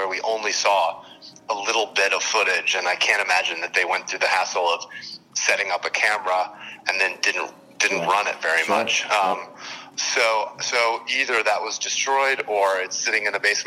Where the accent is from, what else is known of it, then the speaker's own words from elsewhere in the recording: New Jersey, United States; I grew up in New Jersey